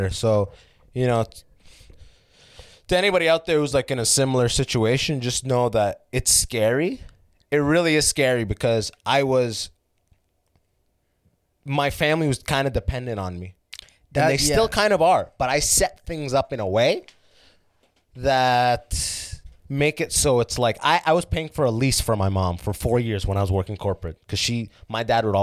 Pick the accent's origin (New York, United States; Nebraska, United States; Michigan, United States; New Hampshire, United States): Michigan, United States; Detroit; moved away as an adult; now in San Francisco, United States; I moved from Detroit, and then in San Francisco, I go in.